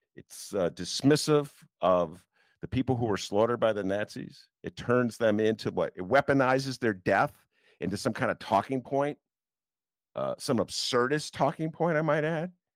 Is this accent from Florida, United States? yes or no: no; Chicago, Illinois, United States; as Chicagoan